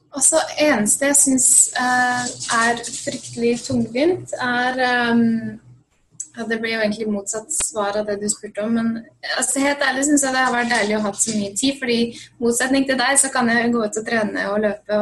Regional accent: Svelvik, Buskerud, Norway; moved away as an adult; now in Los Angeles, United States; Jeg er fra Svelvik opprinnelig, eller Nesbygda, som er midt mellom Drammen og Svelvik

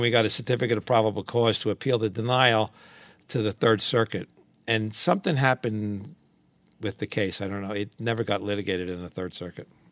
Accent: New York City, New York, United States; I grew up in Washington Heights, up in Manhattan

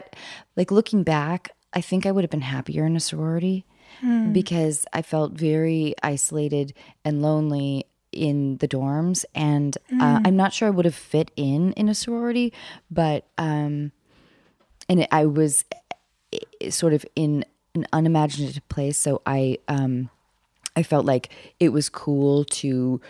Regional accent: Seattle, Washington, United States; moved away as an adult; now in Hollywood, United States; I grew up in Seattle.

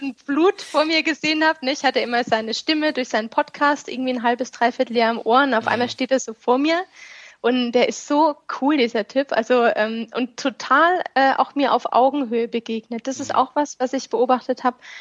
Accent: Stuttgart, Baden-Württemberg, Germany; now in Kraichgau, Germany; Ich komme ursprünglich aus dem Ländle

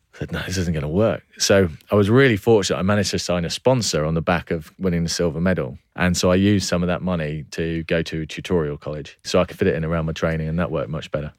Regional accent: Cornwall, South West England, United Kingdom; born or raised there; also born or lived in Cheshire

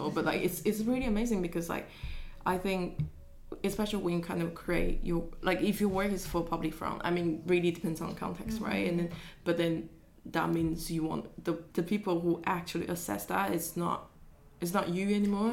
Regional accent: Taiwan; moved away; I grew up in Taiwan

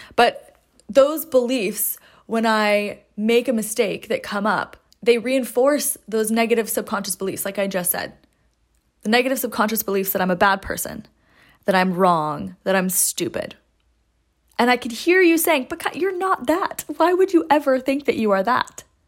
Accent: Seattle, Washington, United States; moved away as an adult; I grew up in Seattle, lived there for twenty-two years, went to high school and college there

